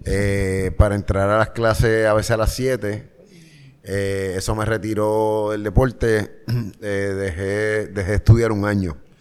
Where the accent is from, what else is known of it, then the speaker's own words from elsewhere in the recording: Carolina, Puerto Rico; Yo soy orgulloso de Country Club, la cuarta extensión de Carolina, Puerto Rico